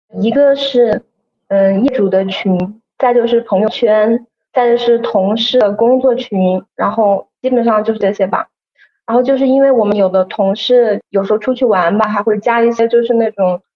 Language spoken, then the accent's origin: Chinese; Wuhan, Hubei, China; 我这边呢还是在武汉。首先，因为我是本地人，然后的话我工作也是在本地嘛